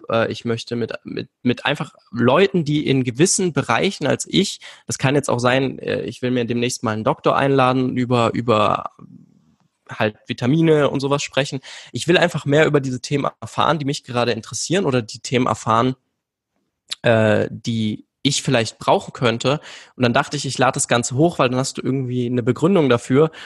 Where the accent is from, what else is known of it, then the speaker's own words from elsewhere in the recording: Vienna, Austria; Ja, ich bin aus Wien, also äh, gebürtig